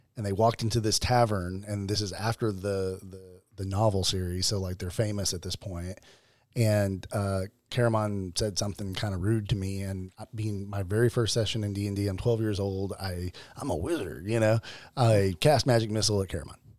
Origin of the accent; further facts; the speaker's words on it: Arkansas, United States; I'm from Arkansas